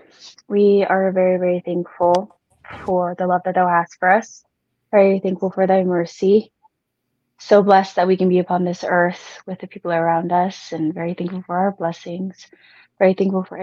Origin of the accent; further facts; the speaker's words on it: Washington, United States; moved away; I'm originally from Washington State